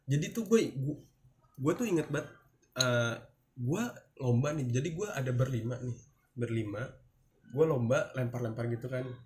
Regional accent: South Sulawesi, Indonesia; karena gue orang Bugis itu

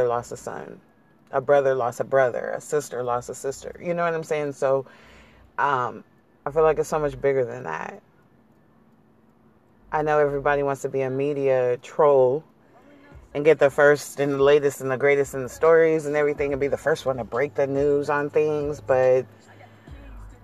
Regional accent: San Diego, California, United States; I'm born and raised in San Diego. I'm from Cali

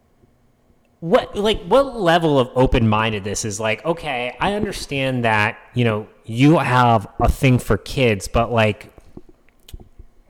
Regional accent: New Hampshire, United States; moved away; where we used to live in New Hampshire, and where I grew up in New Hampshire

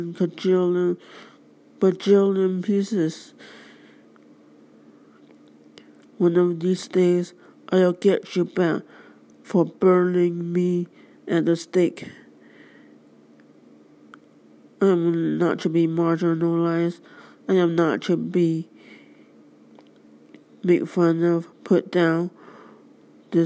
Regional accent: United States; I and all the other American citizens of the world

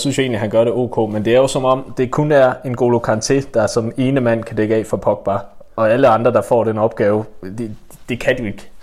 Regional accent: West Jutland, Central Denmark Region, Denmark; jeg er også meget fra Vestjylland

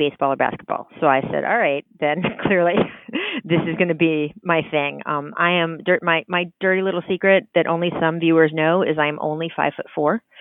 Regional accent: D.C., District of Columbia, United States; moved away as an adult; also born or lived in Chicago; I grew up outside of Washington, D.C.

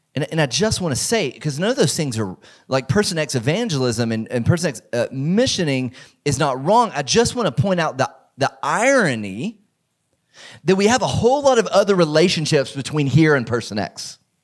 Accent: Georgia, United States; a small church in the community that I grew up in in Georgia

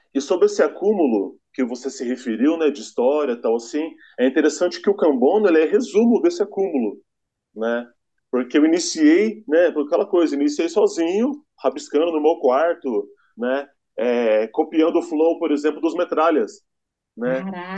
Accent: São José dos Campos, São Paulo, Brazil; Eu sou nascido aqui em São José, eu sou josense

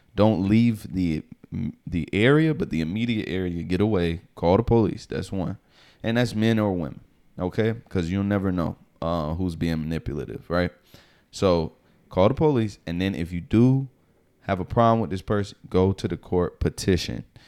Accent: the South, United States; now in New York, United States; I'm from the South

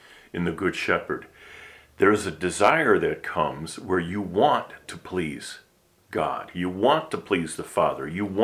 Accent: Milwaukee, Wisconsin, United States; moved away as an adult; also born or lived in California / St. Louis; I grew up in the Midwest in the Milwaukee area, the first 47 years of my life

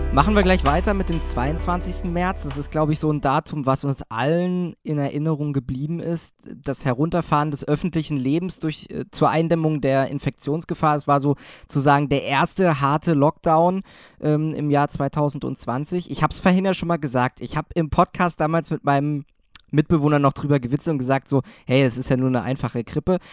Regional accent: Thuringia, Germany; moved away; also born or lived in Saxony; ich komme ja jetzt ursprünglich aus Thüringen

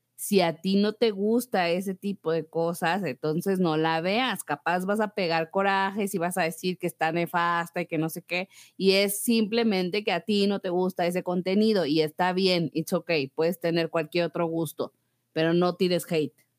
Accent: Mexico; como mexicanos

